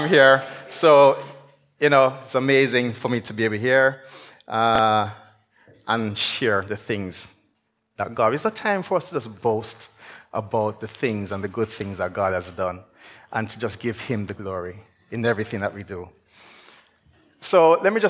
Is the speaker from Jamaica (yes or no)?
yes; Jamaica; moved away as an adult; I'm from Jamaica. I actually grew up in Jamaica, and I came here, went back down